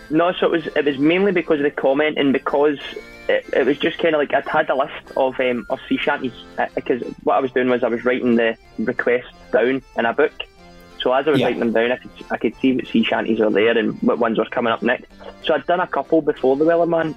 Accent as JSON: {"language": "English", "region": "Scotland", "country": "United Kingdom", "said": "I'm Scottish"}